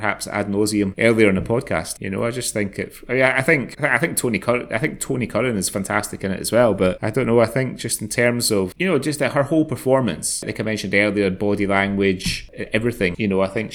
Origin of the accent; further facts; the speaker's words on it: Scotland, United Kingdom; we are Scottish